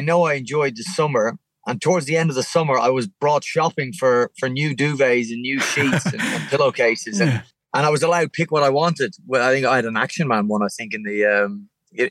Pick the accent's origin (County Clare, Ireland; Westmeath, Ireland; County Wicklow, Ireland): County Wicklow, Ireland; Valleymount; also born or lived in Cork; I grew up in Valley Mount in Wicklow